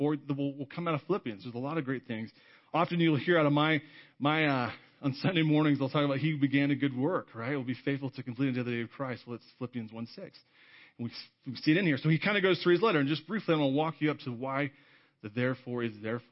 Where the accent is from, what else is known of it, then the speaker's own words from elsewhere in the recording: California, United States; growing up in California